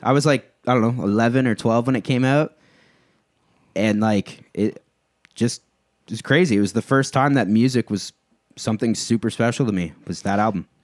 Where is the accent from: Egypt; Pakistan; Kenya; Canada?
Canada; Cambridge, Ontario; now in Woodstock, Canada; I grew up in Cambridge, and now I live in Woodstock